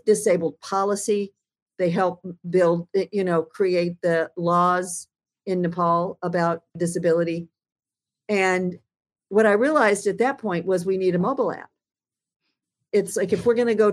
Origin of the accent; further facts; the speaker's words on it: United States; also born or lived in Alaska; I'm fundamentally American